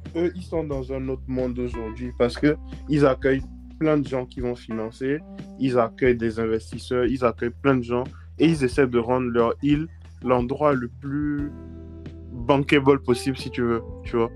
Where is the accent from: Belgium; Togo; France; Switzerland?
Togo; c'est tout petit, mais on est fiers de ce petit bout de pays